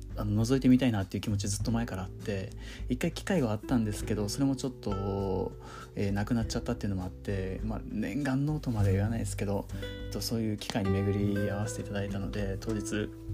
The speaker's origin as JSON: {"language": "Japanese", "region": "Okinawa", "country": "Japan", "moved": "as an adult", "lives_now": "Tokyo, Japan", "said": "東京上京した後もずっと沖縄に帰ってから沖縄のつながりでしか撮影したことなかった"}